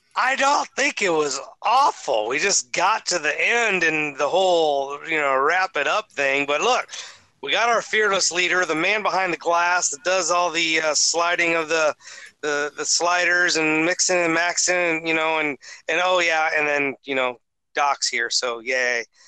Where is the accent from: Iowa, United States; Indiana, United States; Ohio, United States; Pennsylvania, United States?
Ohio, United States; growing up in Ohio